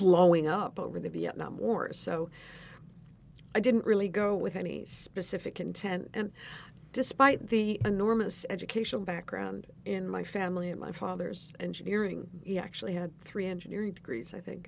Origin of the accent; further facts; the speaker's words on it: Bergen County, New Jersey, United States; I grew up in New Jersey in Bergen County when it was bucolic and wonderful